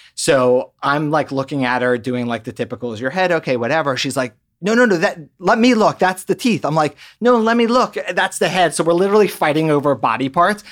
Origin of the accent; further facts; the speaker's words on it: Maryland, United States; moved away as an adult; also born or lived in Boston; now in Los Angeles, United States; originally from the East Coast, grew up in Maryland, and came out to California to work at Children's Hospital Los Angeles